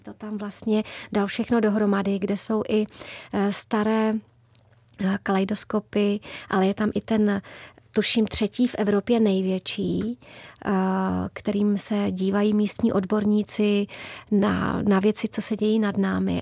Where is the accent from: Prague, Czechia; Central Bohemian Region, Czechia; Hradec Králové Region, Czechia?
Prague, Czechia; also born or lived in Babice; je pravda, že já jsem čistokrevná Pražačka. Já jsem se narodila dokonce a bydlela jsem úplně v centru Prahy za Týnským chrámem